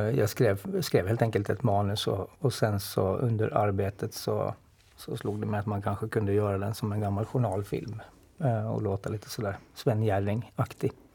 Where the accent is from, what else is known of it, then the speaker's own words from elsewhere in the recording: Åland Islands; man har väl kanske liksom det där med sig som ålänning